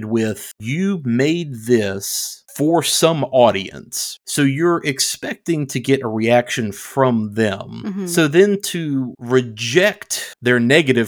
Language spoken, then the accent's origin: English; United States; I am American